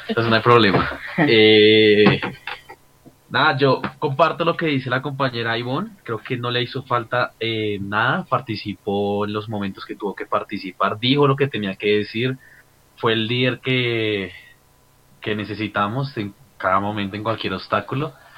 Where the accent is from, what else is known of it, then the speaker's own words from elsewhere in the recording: Colombia; nosotros como colombianos de la actualidad